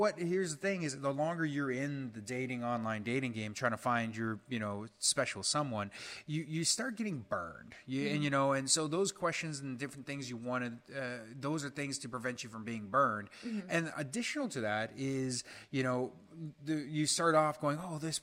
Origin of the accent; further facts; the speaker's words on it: Utah, United States; I'm from Utah